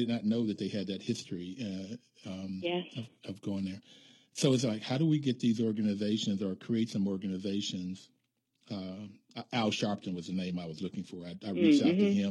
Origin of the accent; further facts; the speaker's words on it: West Virginia, United States; Appalachia, where I grew up in West Virginia